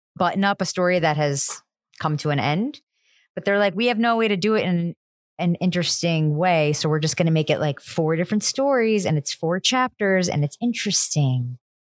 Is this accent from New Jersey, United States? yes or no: yes; New Jersey, United States; I'm also from New Jersey, the diner capital of the world